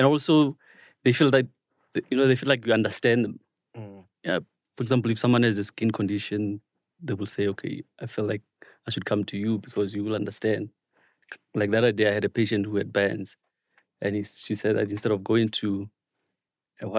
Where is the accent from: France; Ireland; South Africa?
South Africa; Matatiele, Eastern Cape; moved away as an adult; also born or lived in KwaZulu-Natal / Johannesburg / United Kingdom; So I'm from Matatiele. That's my home. I grew up in Matatiele